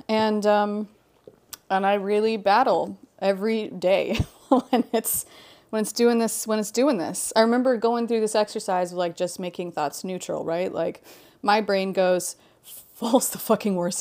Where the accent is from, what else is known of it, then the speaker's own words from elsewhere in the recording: Hawaii, United States; moved away; also born or lived in Halifax, Nova Scotia, Canada; growing up in Hawaii